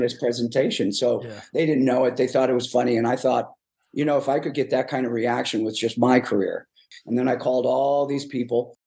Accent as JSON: {"language": "English", "town": "Chicago", "region": "Illinois", "country": "United States", "moved": "yes", "said": "I'm originally from South Side of Chicago"}